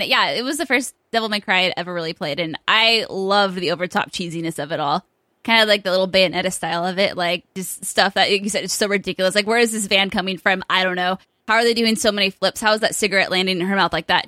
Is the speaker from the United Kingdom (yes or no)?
yes; United Kingdom; me being Brit